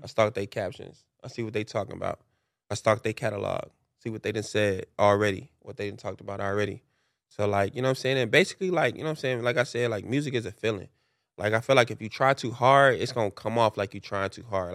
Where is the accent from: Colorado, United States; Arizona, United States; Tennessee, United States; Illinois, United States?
Illinois, United States; Chicago; moved away; also born or lived in Los Angeles / Atlanta; I grew up in Chicago